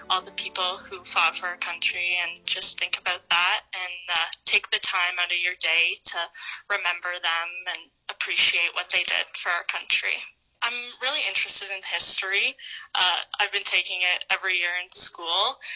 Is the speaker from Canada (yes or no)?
yes; Canada; I'm a Canadian.